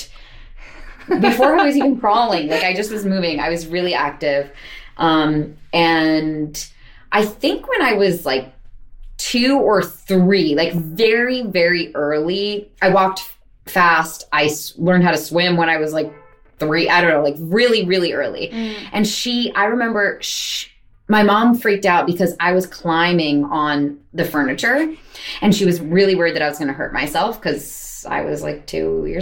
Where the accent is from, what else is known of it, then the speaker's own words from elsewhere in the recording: Montclair, New Jersey, United States; moved away as an adult; now in New York, United States; I grew up in Montclair, New Jersey, which is a pretty artsy town